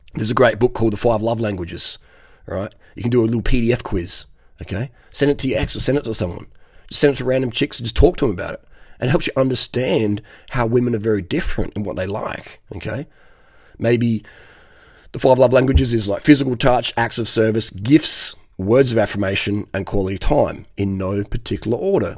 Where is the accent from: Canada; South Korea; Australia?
Australia; Adelaide, South Australia; I'm 45 from Adelaide, Australia.